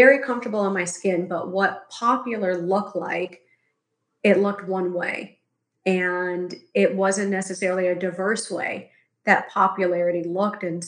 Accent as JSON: {"language": "English", "town": "Chicago", "region": "Illinois", "country": "United States", "tie": "born or raised there", "moved": "yes", "lives_now": "Los Angeles, United States", "said": "I'm currently residing in LA, but I grew up in Chicago"}